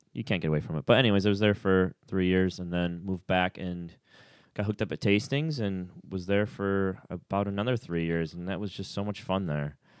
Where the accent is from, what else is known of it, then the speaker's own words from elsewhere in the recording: Clifton Springs, New York, United States; moved away as an adult; also born or lived in Orlando, Florida; being an only child growing up in Clifton Springs, New York